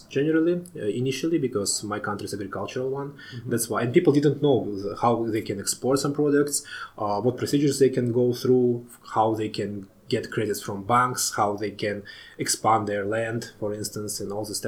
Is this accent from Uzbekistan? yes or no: yes; Tashkent, Uzbekistan; moved away as an adult; I was born in Tashkent in Uzbekistan, the capital of Uzbekistan.